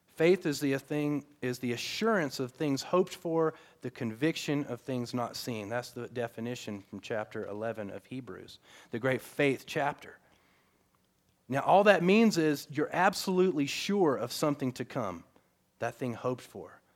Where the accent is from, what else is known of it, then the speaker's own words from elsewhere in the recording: the South, United States; I grew up in the South